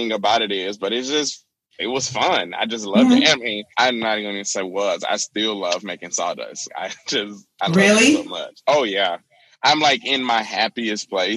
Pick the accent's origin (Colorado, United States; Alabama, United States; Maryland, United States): Alabama, United States; moved away; growing up in the South, I'm from Alabama originally in a small town.